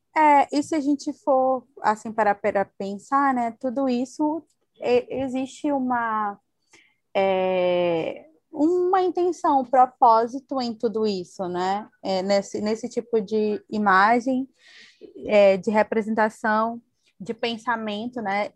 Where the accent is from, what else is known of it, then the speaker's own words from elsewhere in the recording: Maranhão, Brazil; A nossa vivência aqui como maranhense